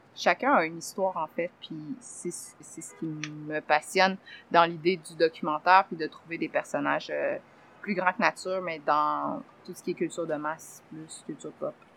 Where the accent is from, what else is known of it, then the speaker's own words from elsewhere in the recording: Saint-Gabriel-de-Brandon, Quebec, Canada; je suis née à Saint-Gabriel de Brandon. Je suis un enfant de la Brandonie